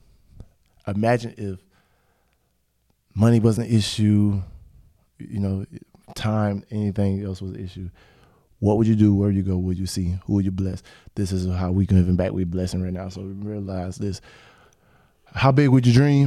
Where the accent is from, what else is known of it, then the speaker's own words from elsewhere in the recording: Pensacola, Florida, United States; also born or lived in Canton; I'm from Canton, but from Pensacola, Florida